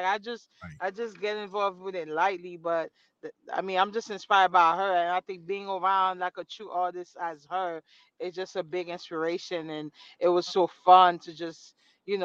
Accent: New York, United States; I'm from Brooklyn, too.

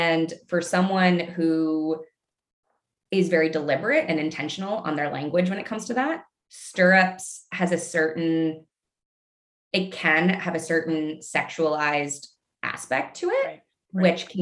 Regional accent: Canada; moved away as an adult; also born or lived in Midwest, United States; I'm Canadian. And so when the pandemic hit and the city that I was in got absolutely rocked, I ultimately decided that I wanted to go home to practice

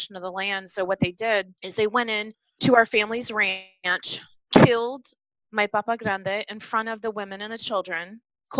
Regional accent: Michigan, United States; I was born and raised in Michigan, but my family has been in Texas for 10 generations

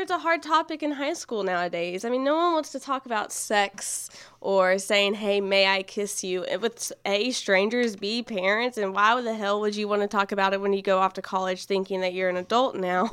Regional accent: Nacogdoches, Texas, United States; I am from Nacogdoches, actually. Born and raised

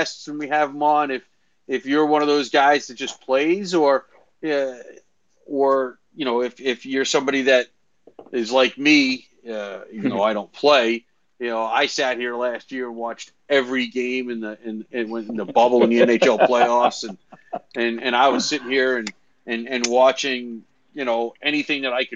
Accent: New York City, New York, United States; growing up in New York City, we didn't have a whole lot of ice either

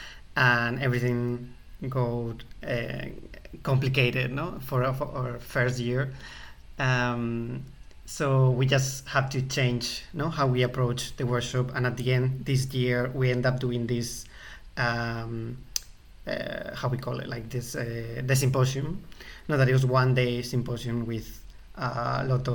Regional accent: Spain; English is a second language; now in London, United Kingdom; I'm from Spain, but I live in London

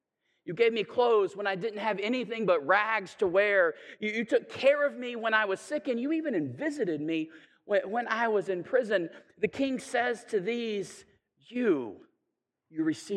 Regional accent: Chattanooga, Tennessee, United States; I'm from Chattanooga, and so we have like Missionary Ridge

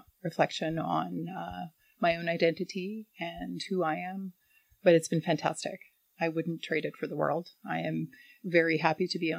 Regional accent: Manitoba, Canada; moved away; growing up in Manitoba, disconnected from my dad's reserve, Astigouche

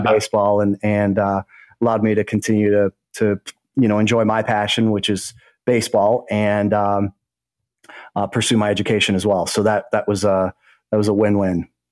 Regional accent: Greendale, Wisconsin, United States; I grew up in a, uh, a little village called Greendale. It's in the state of Wisconsin, just south of Milwaukee. And uh, so Greendale, Wisconsin is, is my hometown.

